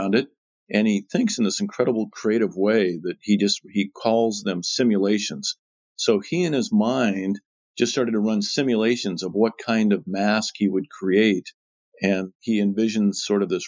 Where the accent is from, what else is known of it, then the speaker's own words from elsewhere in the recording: Seattle, Washington, United States; I was born and raised in Seattle.